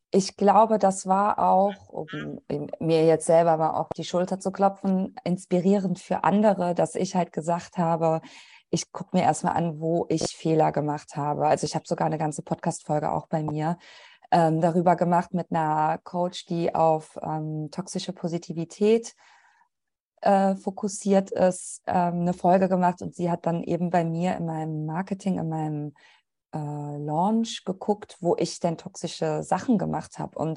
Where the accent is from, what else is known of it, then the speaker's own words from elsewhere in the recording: Italy; now in Germany; Also ich bin halt einfach eine weiße deutsche Kartoffel. Gut, ich bin Italienerin